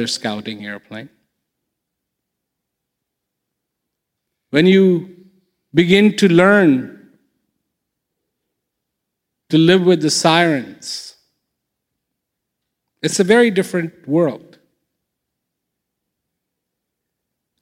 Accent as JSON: {"language": "English", "country": "India", "tie": "born or raised there", "moved": "yes", "said": "When I was growing up in India"}